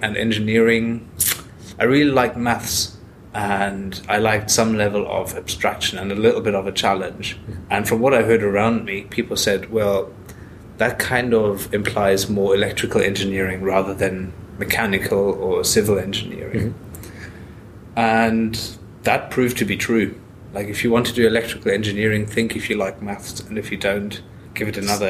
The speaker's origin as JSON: {"language": "English", "country": "Germany", "tie": "born or raised there", "also_born_or_lived": "Australia / Ireland", "lives_now": "Scotland, United Kingdom", "said": "So, I was born in Australia, but I grew up in Germany."}